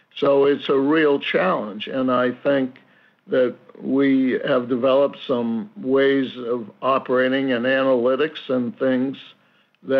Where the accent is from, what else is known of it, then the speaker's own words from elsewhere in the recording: Boston area, Massachusetts, United States; owning this team in my hometown